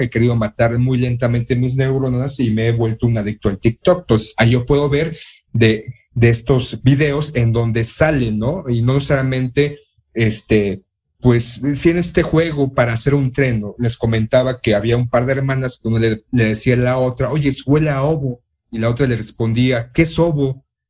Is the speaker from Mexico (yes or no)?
yes; Mexico; como mexicano